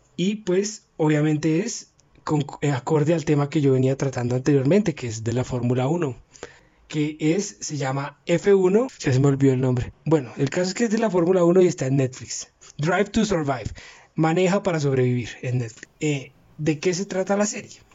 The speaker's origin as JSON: {"language": "Spanish", "country": "Colombia", "said": "aquí en Colombia nosotros somos como muy fanáticos del deporte"}